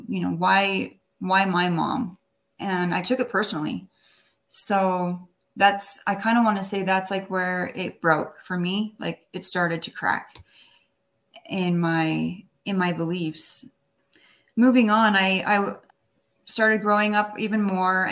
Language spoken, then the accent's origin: English; Orem, Utah, United States; also born or lived in Wyoming / New York City; we were raised in Wyoming until about 7 years old, and my mom and dad got divorced, and so we moved to Utah, and we moved to Orem and Provo area